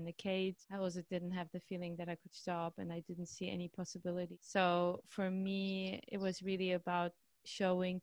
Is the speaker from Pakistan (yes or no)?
no; Austria; moved away as an adult; now in Amsterdam, Netherlands; I'm actually from Austria, so I didn't really speak Dutch at this point.